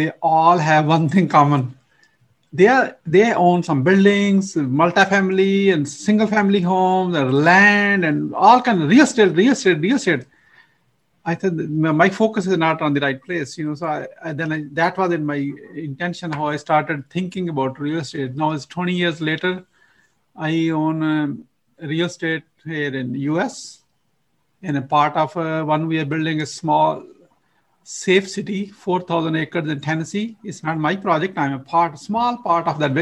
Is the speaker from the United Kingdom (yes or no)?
no; Pakistan; now in United States; I'm originally from Pakistan. You probably know my accent is not from, you know, it's imported